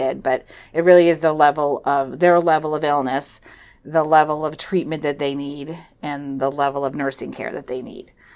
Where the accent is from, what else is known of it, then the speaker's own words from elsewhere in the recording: Weare, New Hampshire, United States; moved away as an adult; also born or lived in Philadelphia; grew up in Ware, New Hampshire